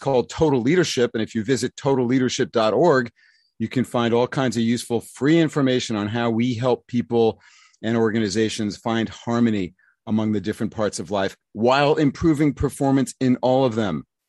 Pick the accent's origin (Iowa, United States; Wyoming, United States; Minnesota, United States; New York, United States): New York, United States; New York City; when I was growing up in the New York City public schools in the nineteen sixties